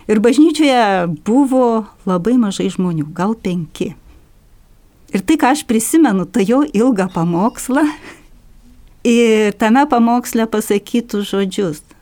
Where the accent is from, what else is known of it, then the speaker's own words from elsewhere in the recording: Šlavantai, Alytus County, Lithuania; moved away as an adult; kai aš išvažiavau iš Lavantų, tai yra, kai man sukako 18 metų